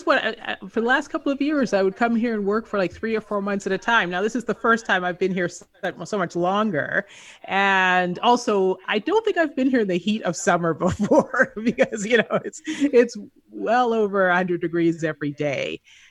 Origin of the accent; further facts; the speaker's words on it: California, United States; now in Las Vegas, United States; Yeah, I am in Las Vegas right now. I am actually from Southern California